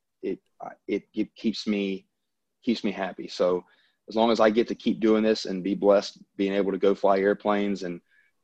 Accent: the South, United States; accent: Southern; now in Louisiana, United States; I'm from the South. I mean, obviously everyone can probably tell by my accent

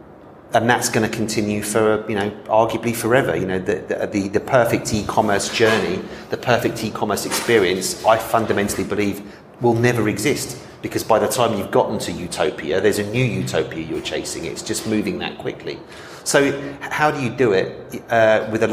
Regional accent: London, United Kingdom; moved away as an adult; I'm from London and I've travelled back to London a couple of times since I arrived here in April 2021

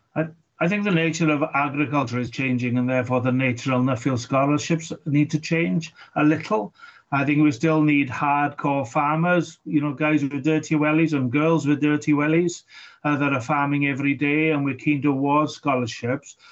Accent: Wales, United Kingdom; for me as, as a Welshman

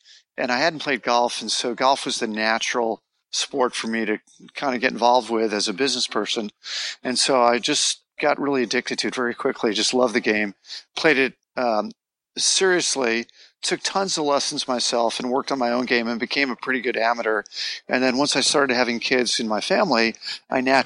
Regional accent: Los Angeles, California, United States; moved away as an adult; now in Southlake, United States; I'm from Los Angeles originally

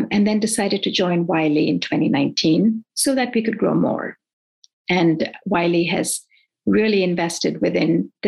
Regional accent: India; moved away as an adult; also born or lived in Nigeria / Irvine, California / Davis, California; now in United States; I grew up in India and in between went to Nigeria for 4 years and was educated there as well in West Africa.

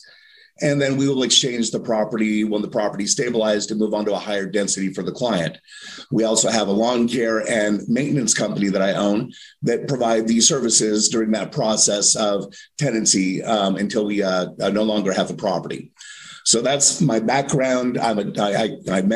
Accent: Los Angeles, California, United States; moved away as an adult; also born or lived in San Diego / Las Vegas; now in Durham, United States; I grew up in Los Angeles in the 80s

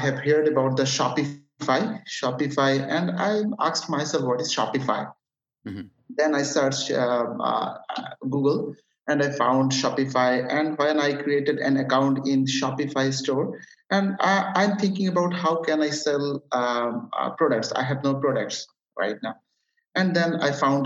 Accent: Chattogram, Chittagong Division, Bangladesh; English is a second language; I'm from Bangladesh, living in Chattogram. My city name is Chattogram.

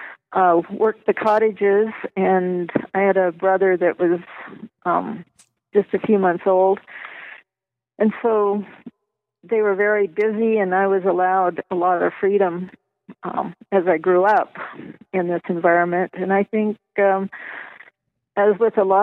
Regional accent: Rocky Mountains, United States; also born or lived in Culver City, California; my parents moved me to the Rocky Mountains when I was two

